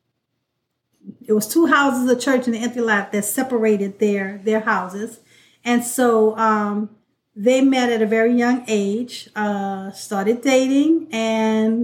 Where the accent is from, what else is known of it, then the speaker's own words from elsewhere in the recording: New Orleans, Louisiana, United States; I grew up in New Orleans, Louisiana, in the area called Gentilly, better known by our people as Back of Town